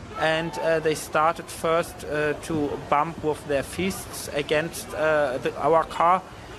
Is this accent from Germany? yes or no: yes; Germany; English is a second language; we tried to explain them in English, that we are tourists, that we are from Germany, we are both not Jewish, so we are not a target for them.